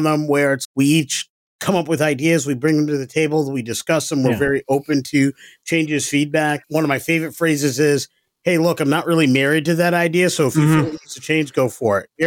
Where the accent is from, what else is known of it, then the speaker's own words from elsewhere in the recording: Ithaca, New York, United States; I'm from upstate New York